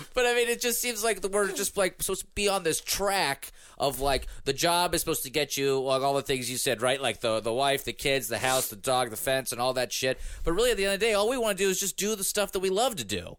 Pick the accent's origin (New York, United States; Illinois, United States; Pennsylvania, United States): Pennsylvania, United States; Pittsburgh; growing up in Pittsburgh